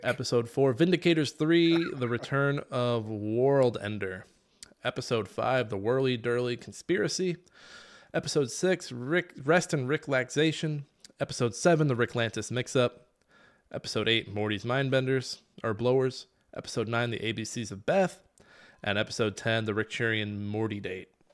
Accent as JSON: {"language": "English", "region": "Midwest", "country": "United States", "said": "We're from the Midwest"}